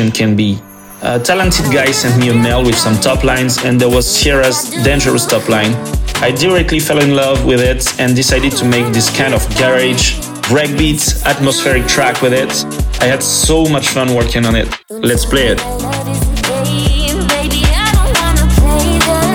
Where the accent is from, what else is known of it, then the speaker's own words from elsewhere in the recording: Lyon, Auvergne-Rhône-Alpes, France; Lyon, which is my hometown in France